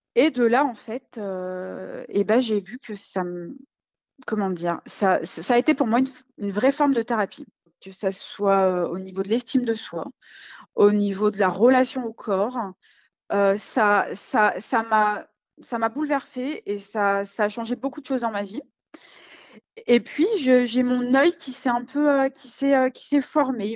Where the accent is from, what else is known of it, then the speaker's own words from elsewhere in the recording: Lyon, Auvergne-Rhône-Alpes, France; je suis lyonnaise